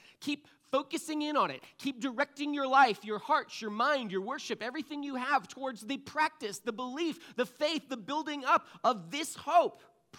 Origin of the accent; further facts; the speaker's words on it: Connecticut, United States; moved away; You know, I moved here from Connecticut. We have skiing on the East Coast, but I like to call it, it's more like downhill ice skating, right?